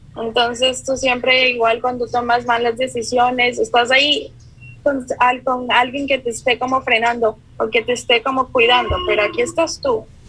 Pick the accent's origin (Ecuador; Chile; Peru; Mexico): Ecuador; moved away as an adult; also born or lived in Kuwait; now in Victoria, Canada; Yo soy ecuatoriana, pero estuve viviendo en el Medio Oriente por cuatro años y después me vine acá.